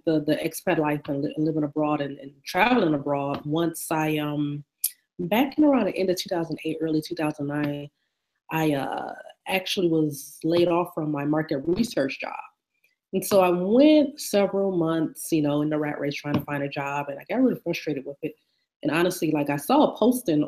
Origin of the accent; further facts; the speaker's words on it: Detroit, Michigan, United States; moved away as an adult; also born or lived in South Korea; now in Oman; I'm a city girl. I'm from Detroit, Michigan